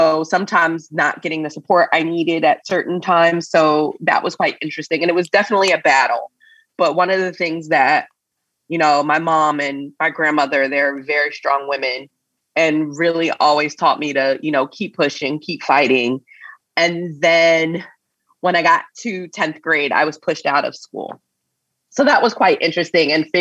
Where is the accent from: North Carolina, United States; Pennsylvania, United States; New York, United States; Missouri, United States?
Pennsylvania, United States; Coatesville; now in California, United States; a small town called Coatesville. I grew up there.